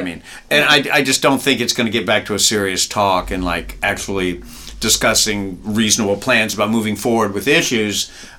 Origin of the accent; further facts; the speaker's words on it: California, United States; we're in California. I mean, I grew up around so many Mexican kids